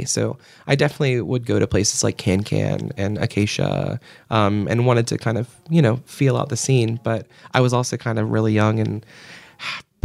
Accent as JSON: {"language": "English", "town": "Portsmouth", "region": "Virginia", "country": "United States", "tie": "born or raised there", "also_born_or_lived": "Williamsburg, Virginia", "moved": "as an adult", "lives_now": "Richmond, United States", "said": "I grew up in Hampton Roads area"}